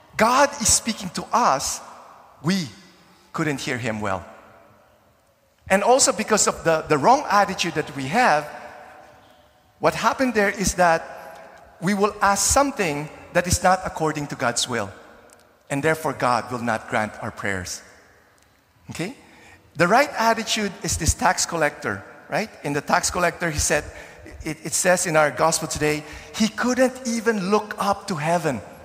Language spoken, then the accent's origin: English; Philippines; now in Canada; when I was growing up in the Philippines in the 70s and 80s